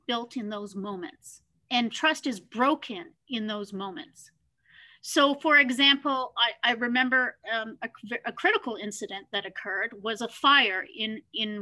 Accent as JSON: {"language": "English", "country": "Canada", "said": "Being Canadian"}